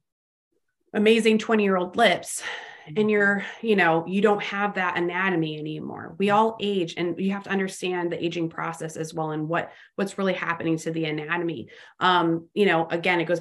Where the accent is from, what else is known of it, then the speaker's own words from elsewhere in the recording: Los Angeles, California, United States; also born or lived in Fort Worth area, Texas; now in Fort Worth, United States; I'm originally from Los Angeles